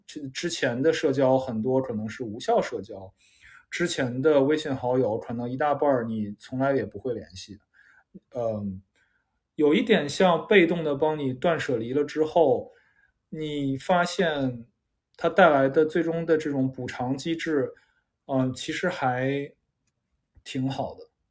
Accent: China; 因为咱们中国，至少我们这一代人，很少有人从小是这样长大的嘛

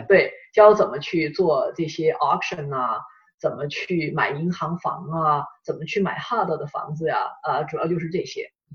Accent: China; moved away; 我们，呃，中国人，我们英语又不是我们的母语

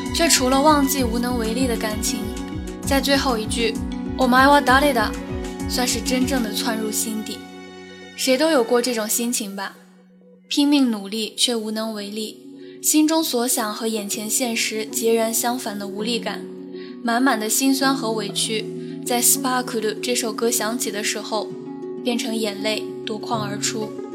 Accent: the Northwest, Northwest China, China; now in Chengdu, China; 从小在干燥的大西北城乡结合部长大的五岁半小朋友

